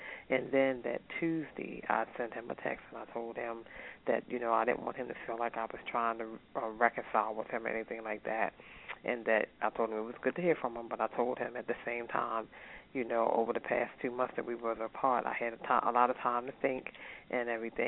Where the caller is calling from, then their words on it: Maryland, United States; I was calling from Maryland